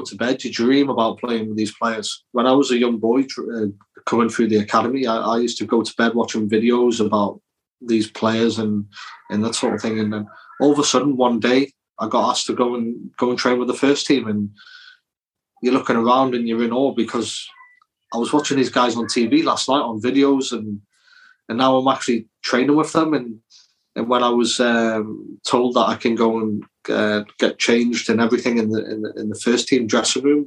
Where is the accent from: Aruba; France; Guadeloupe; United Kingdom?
United Kingdom; Newcastle upon Tyne, North East England; accent: Geordie; I was brought up in Newcastle